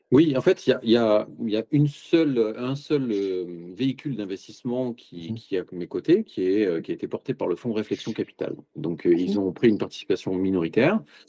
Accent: Marseille, Provence-Alpes-Côte d'Azur, France; je suis Marseillais d'origine, je, connais bien, c'est ma ville de cœur, j'ai vécu toujours dans le sud de la France

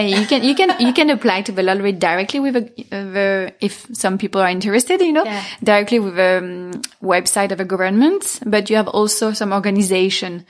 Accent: Paris, Île-de-France, France; moved away as an adult; also born or lived in Milan; now in Los Angeles, United States; I was born in Paris. I grew up there.

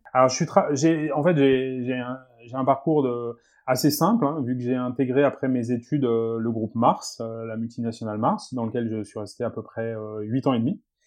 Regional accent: south-west France, France; je suis originaire du, du sud-ouest de la France, effectivement d'une famille d'agriculteurs

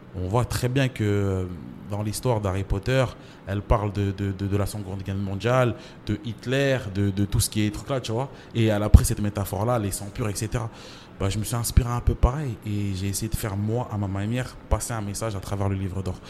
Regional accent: Champigny-sur-Marne, Île-de-France, France; also born or lived in Comoros (origin); J'ai grandi à Champigny. J'ai grandi à Champigny

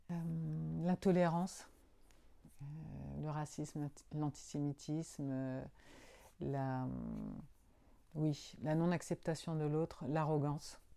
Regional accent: Agnos, Nouvelle-Aquitaine, France; Euh, peut-être Agnos c'est ma ville natale, euh, certainement.

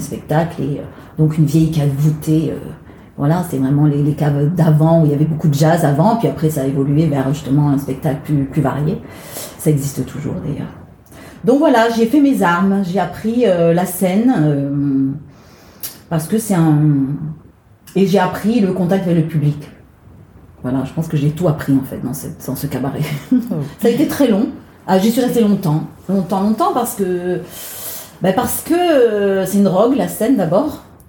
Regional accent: Marseille, Provence-Alpes-Côte d'Azur, France; moved away as an adult; now in Paris, France; je suis née à Marseille, donc j'ai quitté le sud euh, pour venir à Paris pour, euh, pour chanter

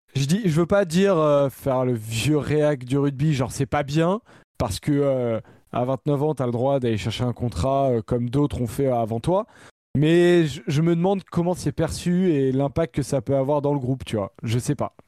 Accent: France; en tant que Français

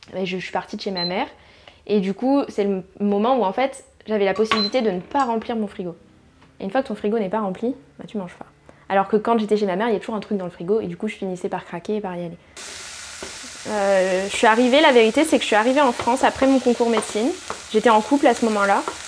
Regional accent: New Caledonia; moved away; la Calédonie, c'est tellement un, une île multiculturelle qu'on finit par ne pas avoir notre propre culture

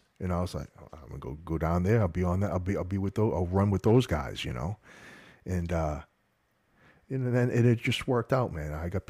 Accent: Massachusetts, United States; moved away as an adult; Yeah, man. I'm a North Shore of Boston kid, you know. I grew up there my whole life. And I actually moved down to Florida for the job back in the late 80s, early 90s.

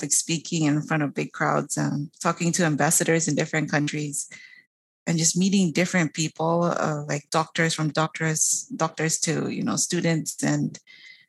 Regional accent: Papua New Guinea; I am from Papua New Guinea, and it's a small island nation north of Australia

